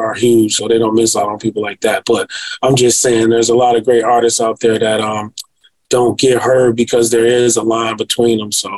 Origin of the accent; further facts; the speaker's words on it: Detroit, Michigan, United States; I am from Detroit.